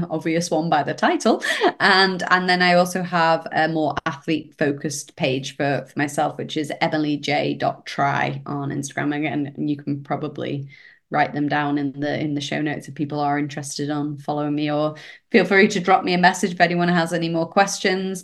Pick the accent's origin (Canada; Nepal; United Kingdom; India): United Kingdom; British here